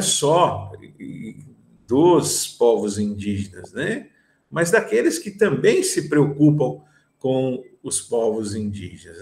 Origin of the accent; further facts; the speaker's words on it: Rio Grande do Sul, Brazil; now in Paraná, Brazil; não sou paranaense, sou gaúcho